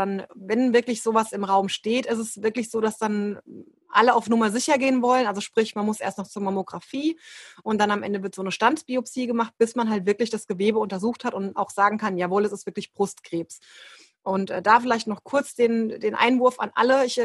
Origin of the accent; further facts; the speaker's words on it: Aschaffenburg, Bavaria, Germany; ich bin aus der Rhein-Main-Ecke, ähm, aus Aschaffenburg und bin eben auch Yogalehrerin, jetzt seit 2017, glaube ich.